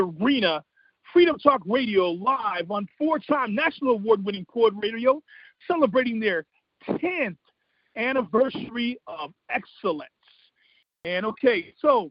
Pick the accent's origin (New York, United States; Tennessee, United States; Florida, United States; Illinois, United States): Illinois, United States; Proviso East High School; I come from Proviso East High School. I'm an 86 grad at Proviso East